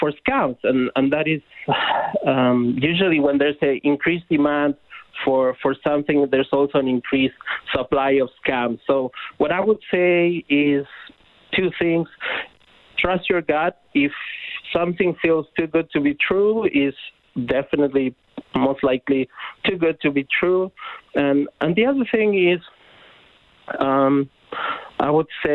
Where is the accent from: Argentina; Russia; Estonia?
Argentina; now in Canada; I'm originally from Argentina